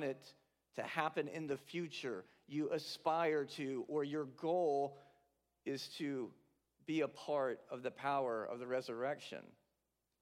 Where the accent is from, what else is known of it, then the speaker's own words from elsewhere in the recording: South Carolina, United States; moved away as an adult; also born or lived in Latham, New York; now in New York, United States; I'm from South Carolina, so I've always been a couple-hour drive at most, depending on where I lived, from the coast